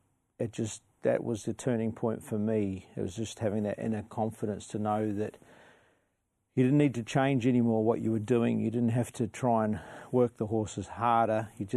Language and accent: English; New Zealand; now in Australia; I had a good upbringing on a dairy farm in New Zealand.